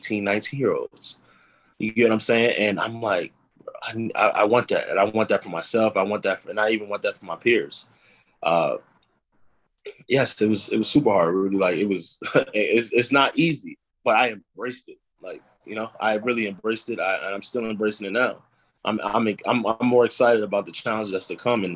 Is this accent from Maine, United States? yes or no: no; Uniondale, New York, United States; I'm from Uniondale, New York.